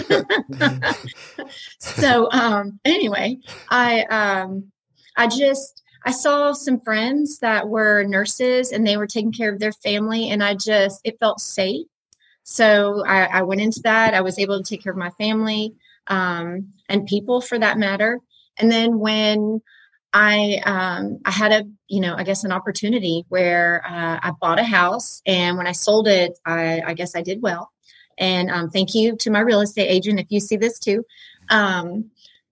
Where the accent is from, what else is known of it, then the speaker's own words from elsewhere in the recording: Woodstock, Georgia, United States; now in Rome, United States; I'm not from Rome originally. I was in Woodstock, Georgia